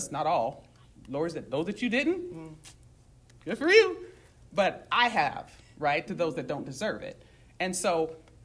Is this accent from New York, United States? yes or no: no; San Bernardino, California, United States; moved away; I came from San Bernardino, right? You can remove a girl out the hood, but I'm from San Bernardino